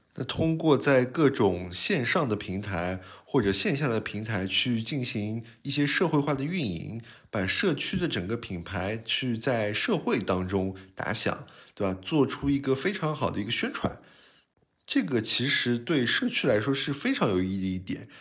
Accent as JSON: {"language": "Chinese", "region": "Shanghai lilong", "country": "China", "tie": "born or raised there", "said": "不像我们原来里弄里小时候在那边玩的时候，基本上呃家里的旁边几户人家都是非常相熟的，那甚至就是互相串门啊。我小的时候在外婆家"}